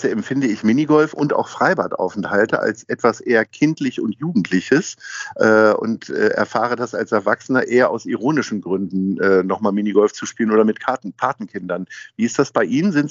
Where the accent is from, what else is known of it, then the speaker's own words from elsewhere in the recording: Lower Saxony, Germany; ich komme ja aus Niedersachsen, aus der Provinz, da gab es einen Ferienspaßkalender.